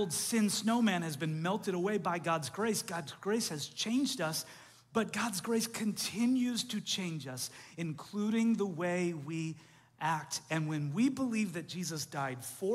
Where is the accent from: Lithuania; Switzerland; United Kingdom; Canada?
Canada; moved away; I grew up in Canada